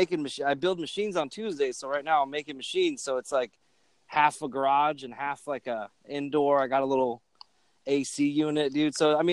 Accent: Phoenix, Arizona, United States; now in Oklahoma City, United States; I'm from Arizona originally

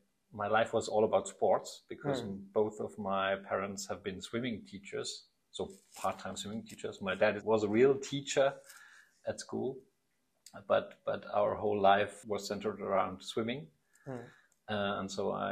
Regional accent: Aschaffenburg, Bavaria, Germany; English is a second language; Yeah, I come from Aschaffenburg. That's near Frankfurt, about 65,000 inhabitants, so mid-size. And I'm still living around there

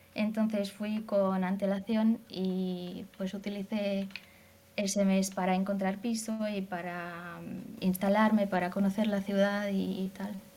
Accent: Hungary; Spanish is a second language; yo soy de Hungría

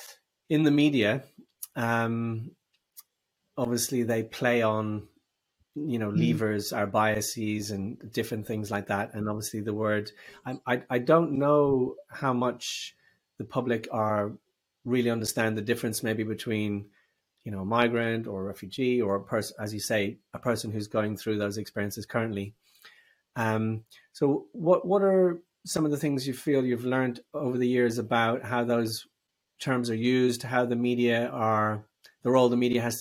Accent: Dublin, Leinster, Ireland; now in Birmingham, United Kingdom; Dublin in Ireland.

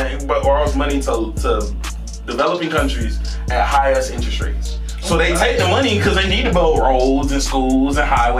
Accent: United States; I'm an American. I'm an American Jamaican.

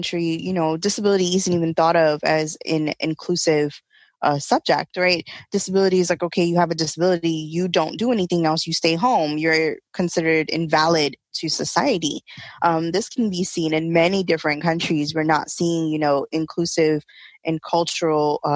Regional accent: New York City, New York, United States; I am born and raised in Brooklyn, New York

